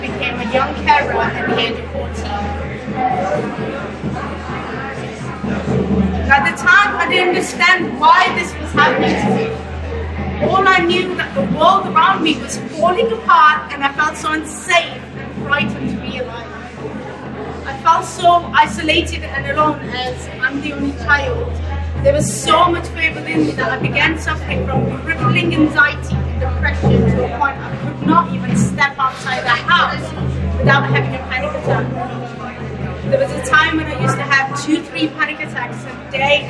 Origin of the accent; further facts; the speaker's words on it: United Kingdom; English is a second language; also born or lived in Rawalpindi, Pakistan; around the age of 7, me and my mom moved to the UK to be with my dad